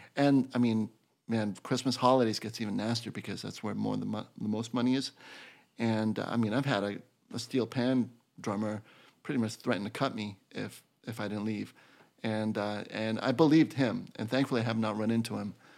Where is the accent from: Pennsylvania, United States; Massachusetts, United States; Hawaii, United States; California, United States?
Massachusetts, United States; Boston; moved away as an adult; now in New York City, United States; being from Boston